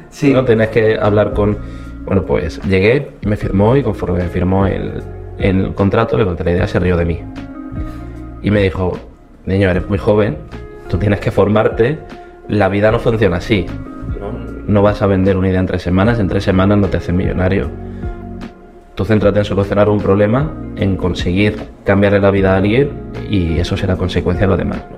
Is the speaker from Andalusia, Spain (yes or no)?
yes; Córdoba, Andalusia, Spain; yo soy de Córdoba, que en acento no me, delate.